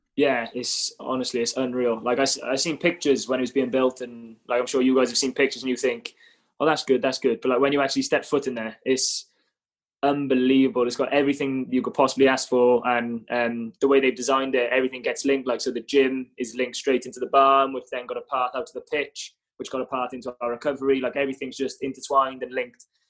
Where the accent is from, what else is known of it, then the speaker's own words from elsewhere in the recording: Cardiff, Wales, United Kingdom; moved away as an adult; now in Bristol, United Kingdom; I'm obviously Cardiff-born, Cardiff-bred